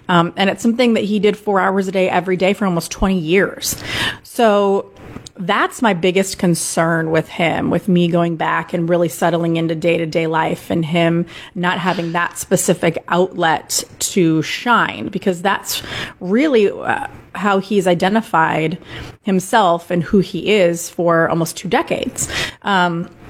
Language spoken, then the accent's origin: English; Des Moines, Iowa, United States; moved away; This job offer came through out of seemingly out of nowhere in my hometown, right by my family